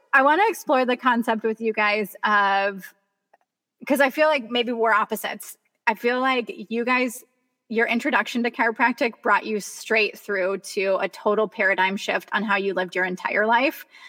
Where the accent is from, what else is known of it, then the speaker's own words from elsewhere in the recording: Kansas, United States; moved away; I grew up in Kansas